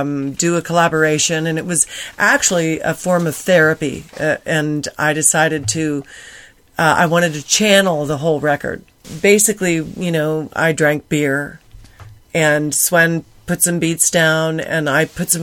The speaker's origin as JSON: {"language": "English", "town": "Coronado", "region": "California", "country": "United States", "tie": "born or raised there", "said": "I grew up in Coronado after in the Navy"}